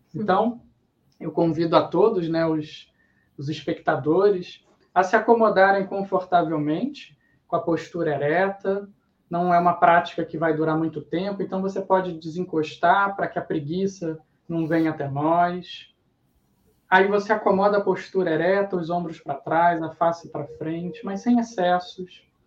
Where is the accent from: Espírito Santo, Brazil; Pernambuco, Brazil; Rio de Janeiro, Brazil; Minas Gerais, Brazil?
Rio de Janeiro, Brazil; Niterói; a gente é de Niterói